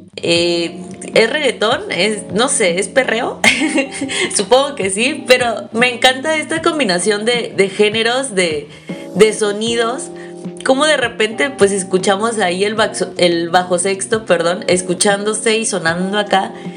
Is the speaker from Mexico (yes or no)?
yes; Mexico; somos mexicanos